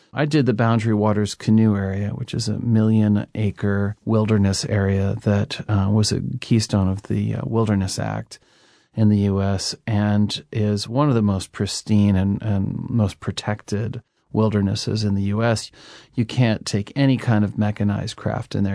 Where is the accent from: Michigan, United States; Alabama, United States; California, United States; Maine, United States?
Maine, United States; I grew up in Maine